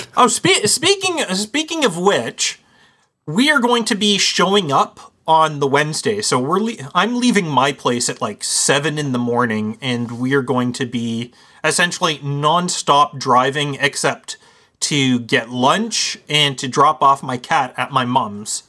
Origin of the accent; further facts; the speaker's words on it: Canada; our Canadian Thanksgiving